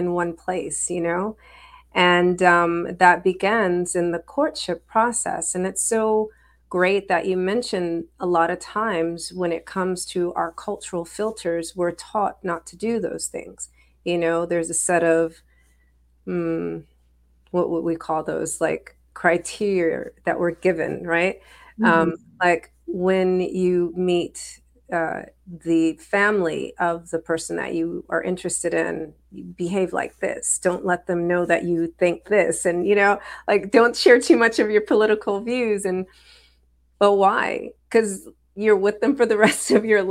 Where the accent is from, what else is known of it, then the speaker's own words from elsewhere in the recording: United States; I'm Black American.